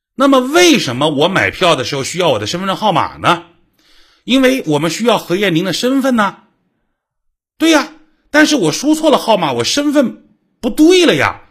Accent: China; 我们中国人

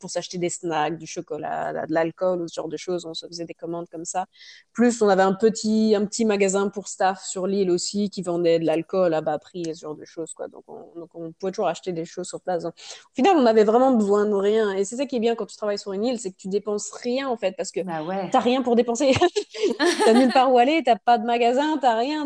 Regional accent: France; moved away as an adult; also born or lived in Canada; now in Australia; ça fait 11 ans que j'ai quitté la France

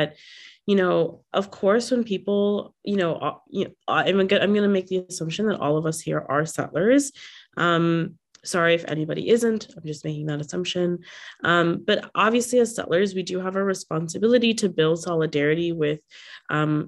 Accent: Bangladesh; now in Toronto, Canada; I'm from Bangladesh

